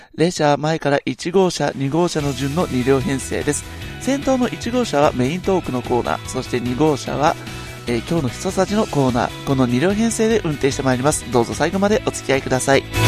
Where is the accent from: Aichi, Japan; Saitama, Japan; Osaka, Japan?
Aichi, Japan; Nagoya; 私の地元名古屋